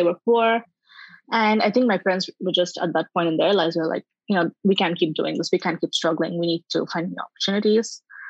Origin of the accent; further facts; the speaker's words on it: Dubai, United Arab Emirates; first language English; moved away as an adult; also born or lived in India / Bangalore, India; now in California, United States; I was born in India. Yep. Okay. Lived there for a little bit and then moved to Dubai with my family. Spent most of my childhood there before I moved to India, where I was a journalist.